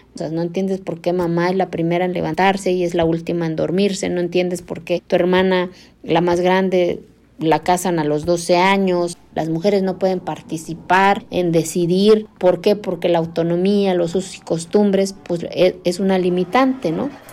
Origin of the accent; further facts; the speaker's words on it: Santa María Quiegolani, Oaxaca, Mexico; first language Zapotec; Spanish is a second language; vengo de una comunidad de la Sierra de Oaxaca que se llama Santa María Quegolani. Eh, mi lengua materna es el zapoteco